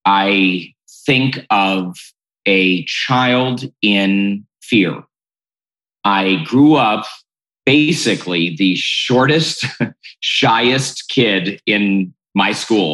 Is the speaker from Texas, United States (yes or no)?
no; Cleveland, Ohio, United States; I'm from Cleveland, Ohio